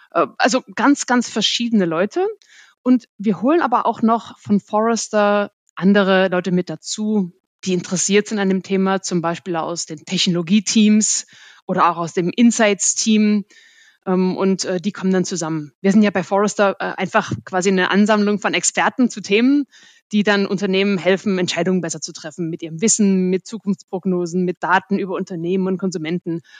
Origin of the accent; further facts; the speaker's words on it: Germany; als Deutsche